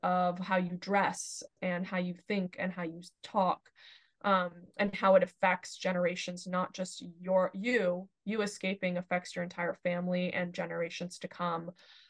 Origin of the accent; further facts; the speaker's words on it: Iran; moved away; because I'm from Iran and, spent my childhood in Iran.